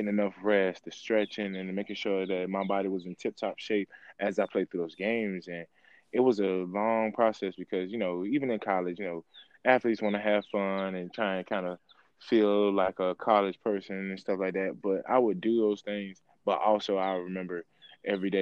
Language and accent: English; Savannah, Georgia, United States; I was born and raised in Savannah, Georgia.